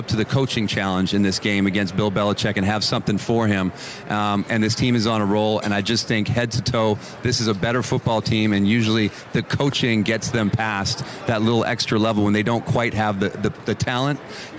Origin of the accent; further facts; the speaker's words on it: Canada; He's born and raised in Pittsburgh, raised me in Canada